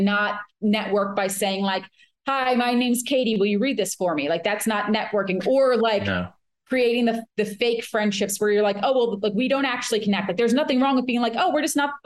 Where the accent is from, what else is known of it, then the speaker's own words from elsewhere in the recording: New Jersey, United States; I'm from New Jersey